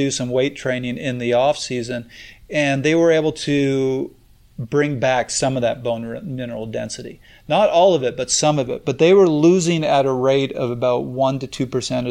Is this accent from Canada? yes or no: yes; Canada; I'm Canadian